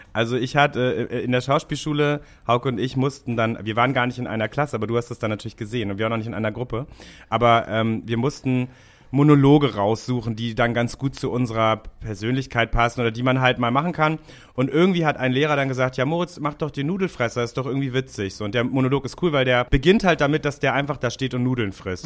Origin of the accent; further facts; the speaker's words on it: Hamburg, Germany; ich habe die ersten oh, 19 Jahre meines Lebens in Rahlstedt verbracht